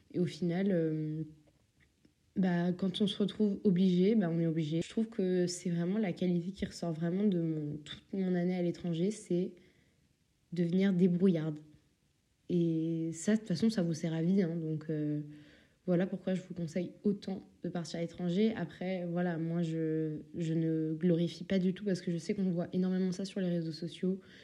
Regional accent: Normandy, France; also born or lived in Paris; now in Belgium; je viens de Normandie

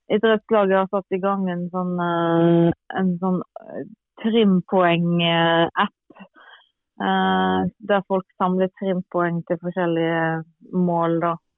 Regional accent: Granvin, Vestland, Norway; now in Bærum, Norway; regner meg jo absolutt som gravenser

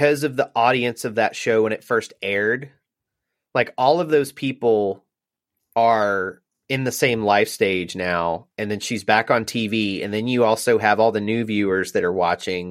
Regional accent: Alabama, United States; I'm from Alabama

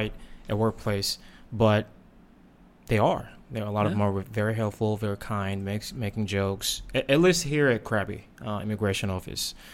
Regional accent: South Korea; now in Thailand; I grew up in Korea

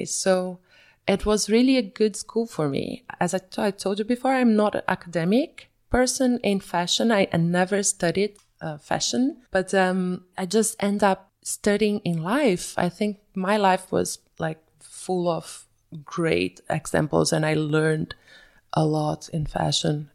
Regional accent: Belo Horizonte, Minas Gerais, Brazil; moved away as an adult; also born or lived in São Paulo / Bahia; now in Zurich, Switzerland; I was born and raised in Belo Horizonte until I was five years old

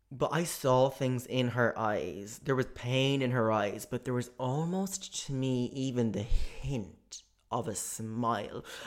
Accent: Ireland; as an Irish person

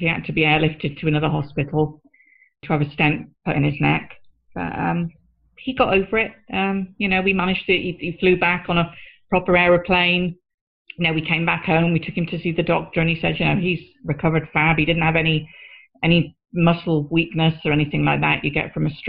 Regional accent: Newcastle upon Tyne, North East England, United Kingdom; moved away; also born or lived in Bristol; my hometown of Newcastle. We went to Newcastle to get married because that's where I'm originally from

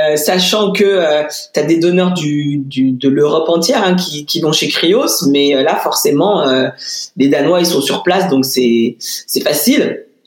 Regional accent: Lyon, Auvergne-Rhône-Alpes, France; je suis lyonnaise moi, hein, donc je l'ai faite dans une maternité à Lyon.

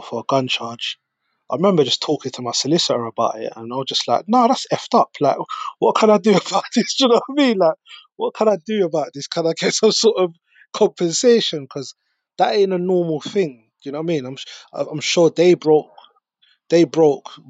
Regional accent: London, United Kingdom; also born or lived in Peckham; I grew up in Brixton

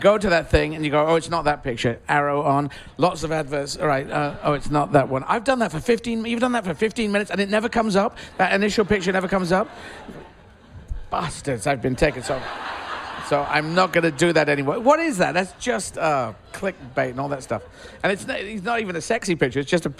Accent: England, United Kingdom; I'm just an English, British transgender person

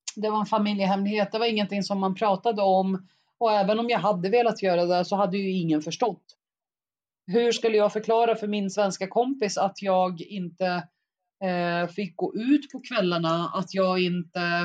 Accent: Eskilstuna, Södermanland, Sweden; also born or lived in Baghdad, Iraq; kom till Sverige när jag var ungefär sex år gammal, vilket gjorde att jag, jag gick ju i skolan i svensk skola under hela mitt liv

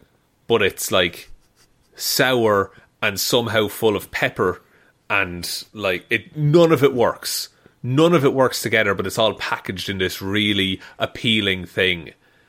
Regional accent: Ireland; That, like, it's, like, actively bad because we are Irish.

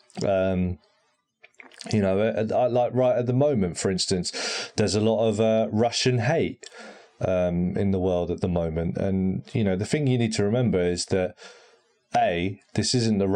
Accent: United Kingdom; I'm from the United Kingdom

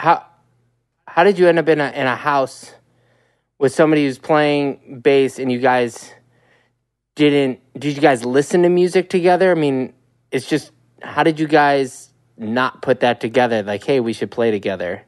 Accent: Midwest, United States; I'm from the Midwest, which is not Alberta

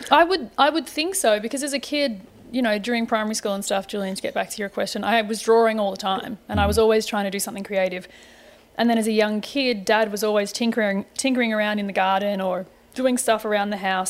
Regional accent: Melbourne, Victoria, Australia; moved away as an adult; also born or lived in Sydney, Australia / Greece / Turkey / London; now in United States; born in Sydney, Dad was located up there for work. Um, when I was about two, we moved back to Melbourne. Uh, grew up in Melbourne

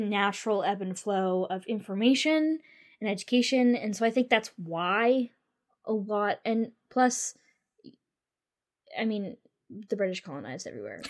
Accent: United States; We're American.

